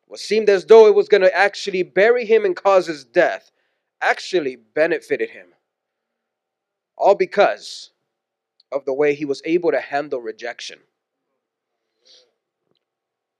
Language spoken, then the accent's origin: English; Houston, Texas, United States; moved away; also born or lived in San Pedro Sula, Honduras / Washington; We're born and raised in Houston, Texas, so we saw snow for the first time when we moved to Washington